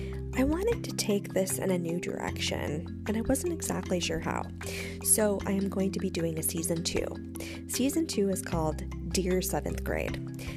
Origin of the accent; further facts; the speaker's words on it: Midwest, United States; growing up in the Midwest, in the 90s, no less, as a girl.